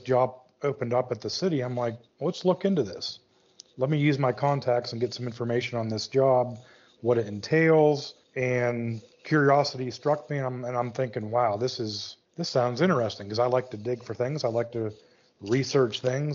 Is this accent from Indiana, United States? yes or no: no; Western Pennsylvania, United States; now in High Point, United States; Born and raised in Western Pennsylvania